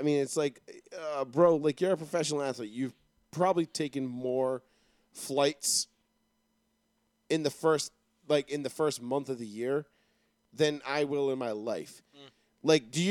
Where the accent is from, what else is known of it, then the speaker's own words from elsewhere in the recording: New York City, New York, United States; moved away; I was raised out in Queens.